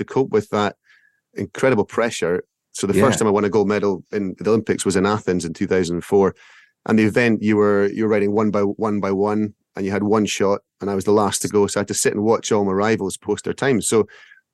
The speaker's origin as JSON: {"language": "English", "region": "Scotland", "country": "United Kingdom", "said": "as a Scot"}